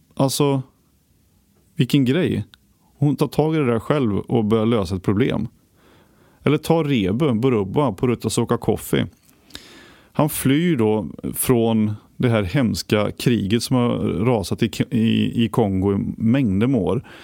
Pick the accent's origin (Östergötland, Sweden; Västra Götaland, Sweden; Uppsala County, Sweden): Västra Götaland, Sweden; Västergötland; moved away; där jag kommer från i Västergötland